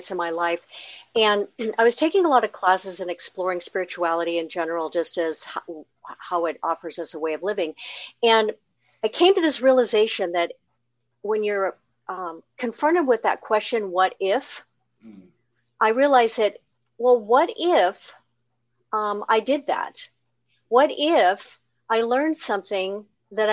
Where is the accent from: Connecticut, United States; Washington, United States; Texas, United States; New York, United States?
Washington, United States; Seattle; also born or lived in Pasadena, California; now in Cincinnati, United States; I'm from the Northwest, Greater Seattle area, where most of my family and connections are